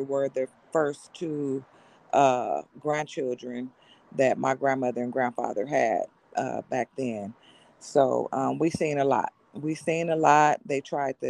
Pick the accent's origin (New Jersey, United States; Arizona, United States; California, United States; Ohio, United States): California, United States; Monrovia; I am from California, born and raised in a city called Monrovia, California